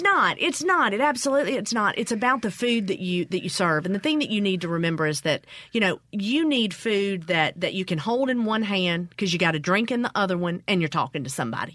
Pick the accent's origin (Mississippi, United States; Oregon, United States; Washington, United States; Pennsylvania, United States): Mississippi, United States; growing up in the South and growing up in Mississippi.